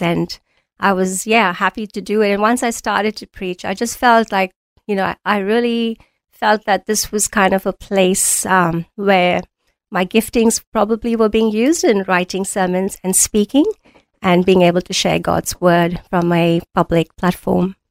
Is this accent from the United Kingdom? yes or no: no; India; moved away as an adult; also born or lived in New Zealand / Auckland, New Zealand / Mount Isa, Australia; now in Australia; I was born in India, I studied there, and I was doing BCom honors as my first degree